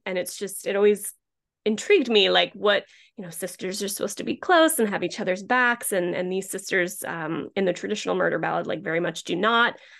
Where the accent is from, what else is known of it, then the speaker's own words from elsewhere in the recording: Rhode Island, United States; moved away as an adult; also born or lived in Philadelphia / Los Angeles / Boston; I grew up in Rhode Island